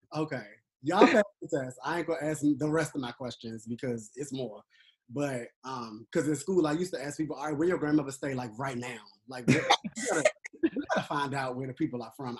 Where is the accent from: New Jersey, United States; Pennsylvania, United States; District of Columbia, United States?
District of Columbia, United States; Washington; also born or lived in Atlanta; I was born and raised in Southeast. I live in Southeast right now